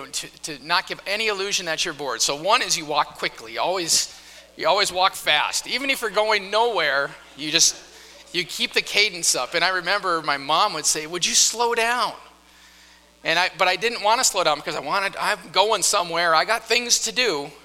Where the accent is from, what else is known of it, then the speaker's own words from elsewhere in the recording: North Dakota, United States; moved away; I grew up in North Dakota